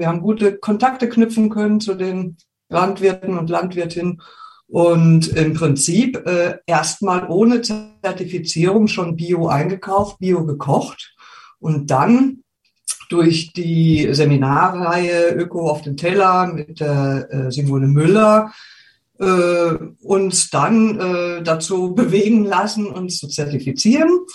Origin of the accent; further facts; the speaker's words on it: Wiesbaden, Hesse, Germany; moved away as an adult; also born or lived in Rengersfeld, Rhön; now in Gersfeld-Rengersfeld, Germany; Wir kommen ja ursprünglich aus Wiesbaden